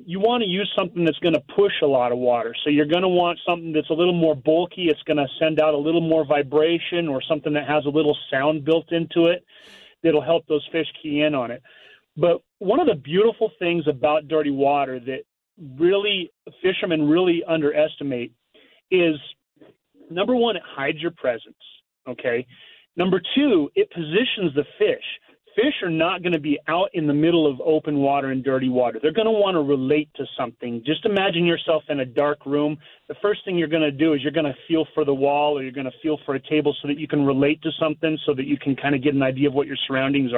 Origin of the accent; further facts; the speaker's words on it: Missouri, United States; I grew up in Missouri where we had to fish dirty water